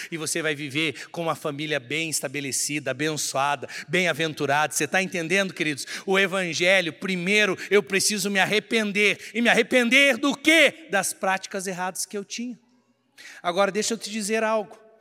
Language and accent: Portuguese; Brazil; somos brasileiros? Porque nós nascemos no território brasileiro